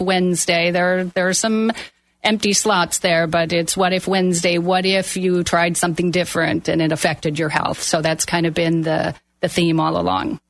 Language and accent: English; Milwaukee, Wisconsin, United States; moved away as an adult; I am from Milwaukee, Wisconsin. I moved down here over 30 years ago